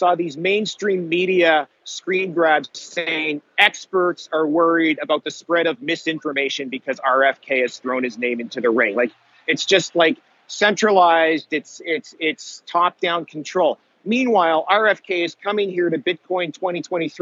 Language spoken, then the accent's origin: English; Canada; I'm from Canada